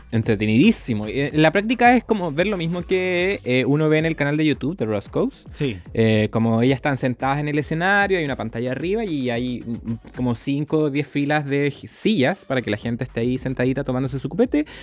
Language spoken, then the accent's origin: Spanish; Chile; somos de Chile, tenemos un podcast.